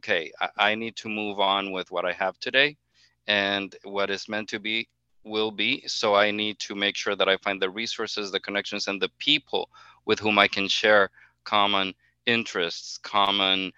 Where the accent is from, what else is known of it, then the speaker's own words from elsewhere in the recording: Honduras; now in Miami, United States; I am originally from Honduras, naturalized citizen, very proud naturalized citizen actually, and been living here for the past 18 years in Miami.